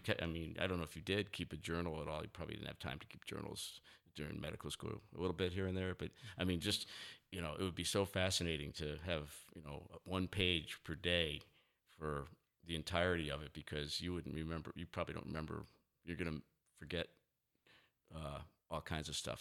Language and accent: English; New Haven, Connecticut, United States; moved away; my house I grew up in in New Haven, Connecticut